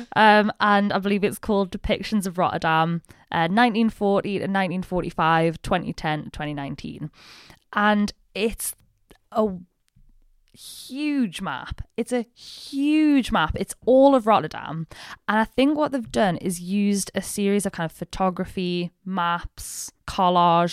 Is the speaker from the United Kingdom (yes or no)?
yes; the north of England, United Kingdom; I'm British. I very much identify as, like, a Northern English person.